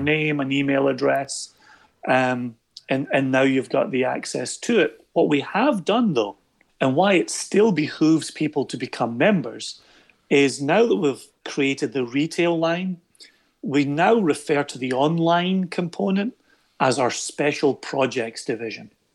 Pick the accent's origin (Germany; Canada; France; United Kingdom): United Kingdom; Scotland; For us in Scotland